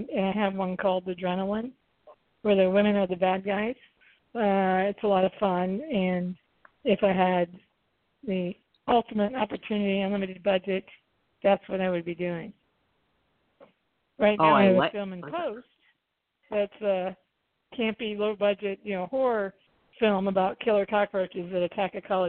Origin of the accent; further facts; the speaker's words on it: the South, United States; I grew up in the South